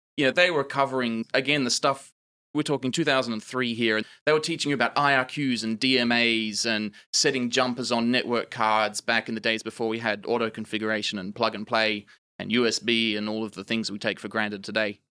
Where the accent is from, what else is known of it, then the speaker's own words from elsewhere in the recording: Australian outback, Australia; accent: Australian; moved away; I grew up in the Australian outback, if you can't tell due to, of my accent, um, not an American